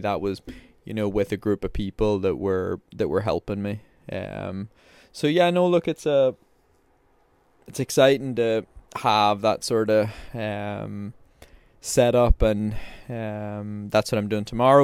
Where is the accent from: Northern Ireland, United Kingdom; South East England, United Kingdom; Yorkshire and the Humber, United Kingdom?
Northern Ireland, United Kingdom; Belfast; I'm from Belfast, I'm from Northern Ireland